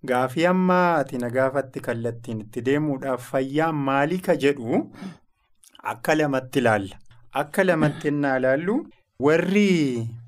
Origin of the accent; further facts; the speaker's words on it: Shashamane, Oromia, Ethiopia; An kan irraa dhufee fiildii kibba bahaa Arsiirraa kan itti dhaladhes achuma. Arsii lixaa Shaashamannee bakkeen aanaa Shaashamannee keessatti ganda watara Shaggullee bakkee jedhamu sittan dhaladhe. Magaalaa Shaashamanneetti kutaa sagalii barachuudhaaf innaan dhufe achumatti guddadhe